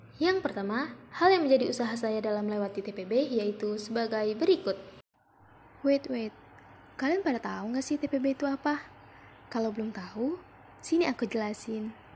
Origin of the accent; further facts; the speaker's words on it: Simalungun, North Sumatra, Indonesia; Aku asal Sumatera Utara, tepatnya di Simalungun